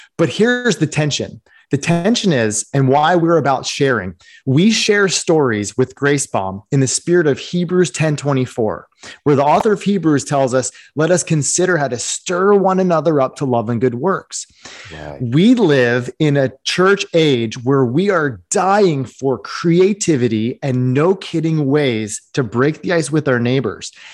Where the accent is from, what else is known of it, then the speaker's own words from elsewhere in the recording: East Coast, United States; I grew up on the East Coast.